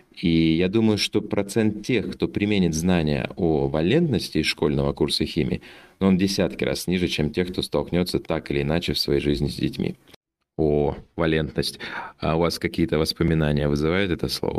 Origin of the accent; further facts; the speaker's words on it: Omsk, Omsk Oblast, Russia; now in Lisbon, Portugal; Родился я в Сибири, в городе Омске, а живу в Лиссабоне